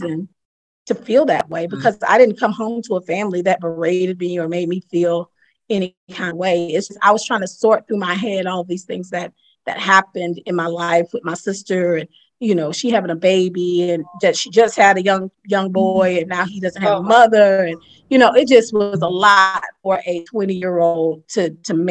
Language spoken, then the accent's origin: English; Lakeland, Florida, United States; moved away; started mentoring girls down there in Lakeland, in my hometown as I was there